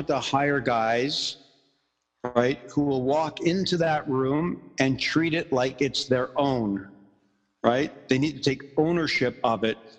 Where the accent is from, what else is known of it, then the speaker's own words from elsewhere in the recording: Ottawa, Ontario, Canada; also born or lived in Montreal; when I was really young, we moved from Montreal to Ottawa